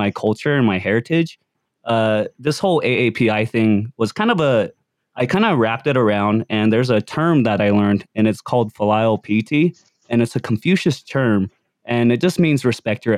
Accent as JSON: {"language": "English", "region": "Utah", "country": "United States", "tie": "born or raised there", "said": "growing up in Utah, you know, I'm probably like 5 Asian kids that graduated in my high school"}